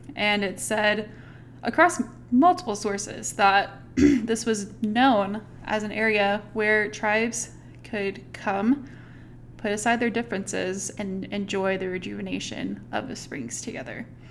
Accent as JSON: {"language": "English", "town": "Fayetteville", "region": "Arkansas", "country": "United States", "tie": "born or raised there", "said": "I grew up in the Northwest Arkansas area"}